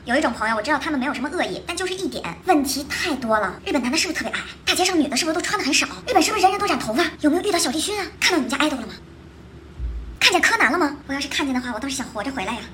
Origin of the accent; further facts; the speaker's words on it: Shanghai, China; 作为一个上海人